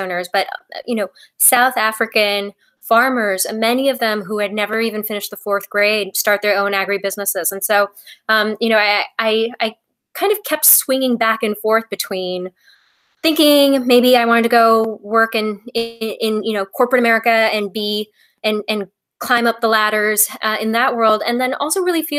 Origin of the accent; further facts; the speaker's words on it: Paris, Île-de-France, France; born there; So I was born in Paris, France. And then I actually spent most of my childhood abroad.